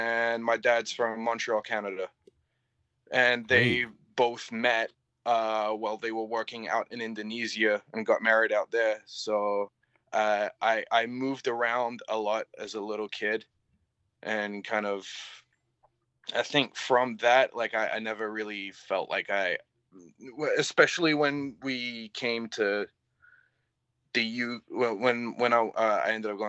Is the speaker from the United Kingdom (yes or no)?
yes; Canterbury, South East England, United Kingdom; first hardcore show in Canterbury, where like I was like, oh, there's like a community, and it's like in my hometown.